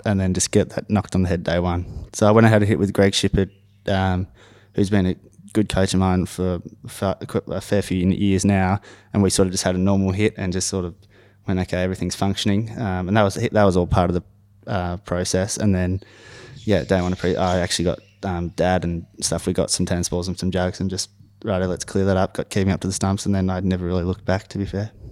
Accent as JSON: {"language": "English", "town": "Knoxfield", "region": "Victoria", "country": "Australia", "tie": "born or raised there", "said": "we actually had a cricket pitch in our backyard in Knox, we grew up in Knoxfield."}